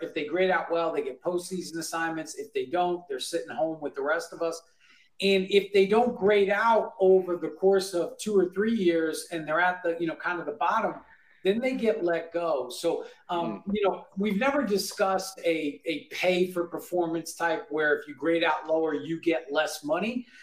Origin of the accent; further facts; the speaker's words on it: Bellmore, New York, United States; I grew up in New York, I grew up a Giants fan